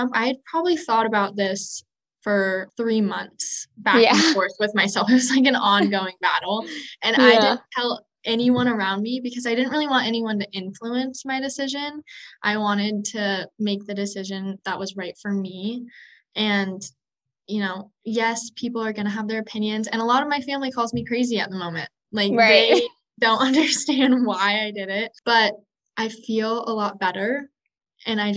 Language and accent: English; Montana, United States; also born or lived in Washington; I grew up in Montana. So I grew up with ski hills like 5 minutes out my front door